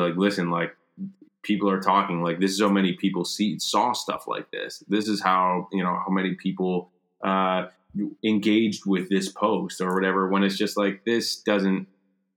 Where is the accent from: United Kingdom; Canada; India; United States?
Canada; here in Canada, because like we're not American